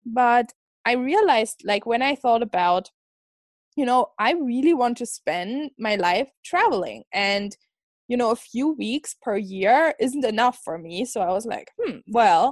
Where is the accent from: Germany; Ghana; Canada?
Germany; moved away as an adult; now in Scotland, United Kingdom; I'm like originally from Germany